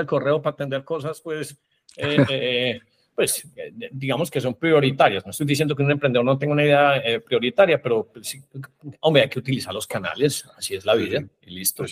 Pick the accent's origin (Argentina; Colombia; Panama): Colombia; siendo colombiano